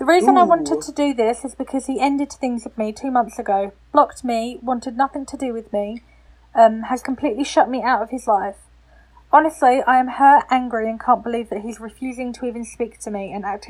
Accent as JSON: {"language": "English", "area": "Essex", "region": "East of England", "country": "United Kingdom", "said": "I'm from Essex. I'm an Essex girl through and through."}